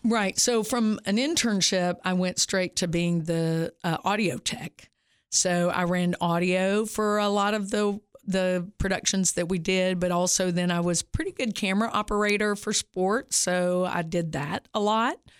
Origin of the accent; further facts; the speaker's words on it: Upper Cumberland, Tennessee, United States; I was from the Upper Cumberland